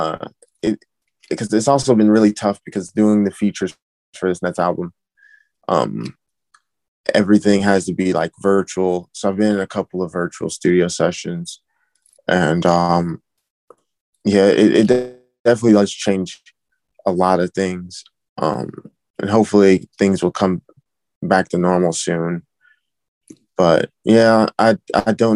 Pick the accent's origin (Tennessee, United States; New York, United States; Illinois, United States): Illinois, United States; I am from the Illinois area.